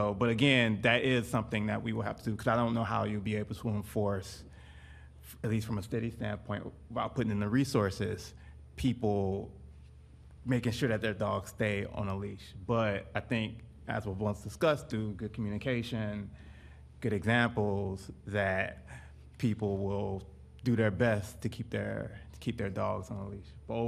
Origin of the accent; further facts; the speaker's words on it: Detroit, Michigan, United States; moved away; I'm also originally from Detroit, Michigan.